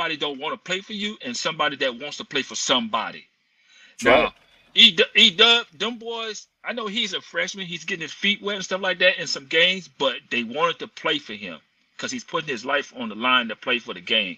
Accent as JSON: {"language": "English", "town": "Monroe", "region": "Louisiana", "country": "United States", "said": "I'm from Monroe"}